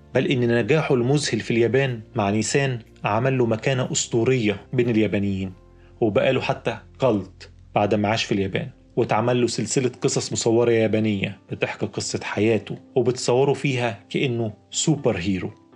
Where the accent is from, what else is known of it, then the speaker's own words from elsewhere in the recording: Egypt; عندنا في مصر